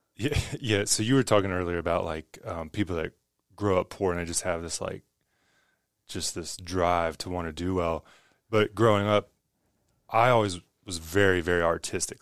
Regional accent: West Virginia, United States; I grew up in West Virginia, where no one values art.

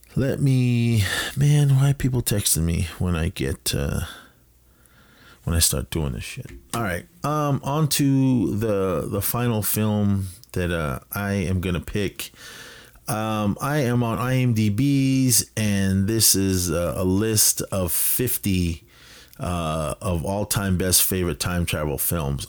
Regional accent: Oakland, California, United States; I'm a kid from the Bay Area, uh, Oakland represent

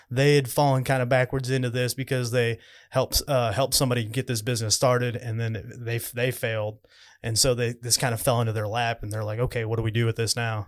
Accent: Owensville, Missouri, United States; my hometown in Owensville.

